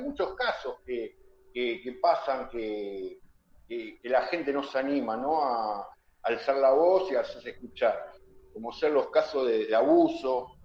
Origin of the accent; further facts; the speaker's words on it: Argentina; acá en mi país, en Argentina